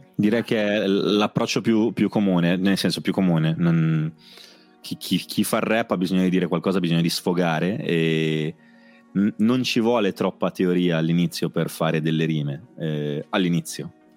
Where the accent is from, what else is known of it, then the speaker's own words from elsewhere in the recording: Rapallo, Liguria, Italy; Io vengo dalla periferia di La Pallo, io abitavo, eh, in, in via Betti, poi ho cambiato mi, mille posti